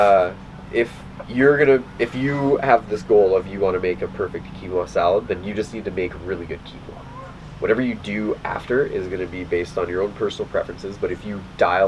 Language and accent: English; Ontario, Canada; I grew up in Ontario